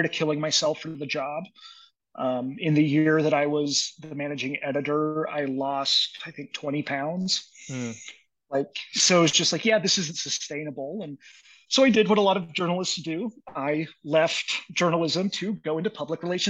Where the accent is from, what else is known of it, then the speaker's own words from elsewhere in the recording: Dodge City, Kansas, United States; moved away as an adult; also born or lived in Maryland; now in Tucson, United States; my hometown of Dodge City, Kansas